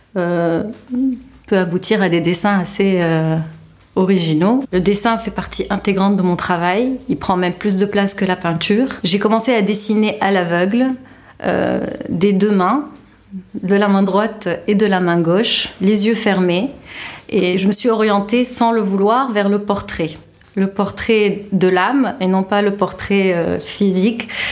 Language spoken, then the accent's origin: French; Tunisia; also born or lived in France; J'ai grandi en Tunisie et j'ai fait toutes mes études supérieures en France